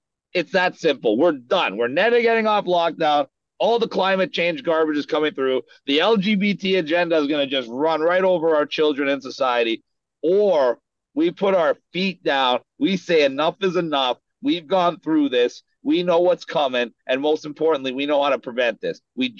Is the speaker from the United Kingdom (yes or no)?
no; Canada; now in United States; I came from Canada into the U.S., and I'm going to be in the U.K. in a couple weeks.